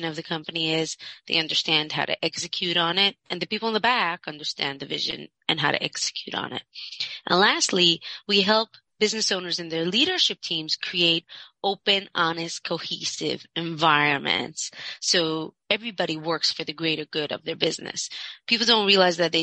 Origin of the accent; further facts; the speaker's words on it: Monsey, New York, United States; I grew up in Muncie, very from ultra-Orthodox community, Hasidic